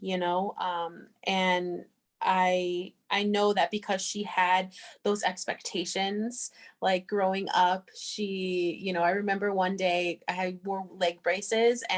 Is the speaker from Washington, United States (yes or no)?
yes; Seattle, Washington, United States; also born or lived in St. Cloud, Minnesota; now in St. Paul, United States; I was born in Seattle, Washington